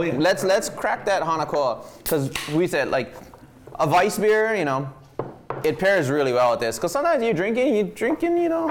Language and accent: English; Wailua, Hawaii, United States; I grew up in Wailua